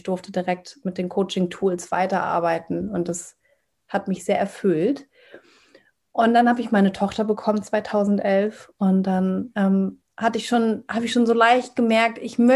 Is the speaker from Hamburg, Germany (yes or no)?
yes; Hamburg, Germany; ich bin 34 Jahre alt, komme aus Hamburg, bin Hamburger Dern, bin hier geboren und aufgewachsen.